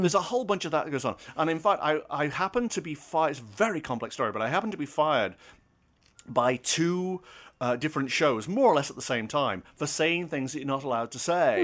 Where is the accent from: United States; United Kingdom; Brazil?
United Kingdom; I'm British, I'm foreign